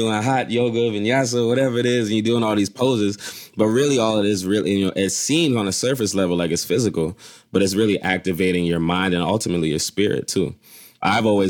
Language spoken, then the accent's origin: English; Philadelphia, Pennsylvania, United States; I grew up in Philly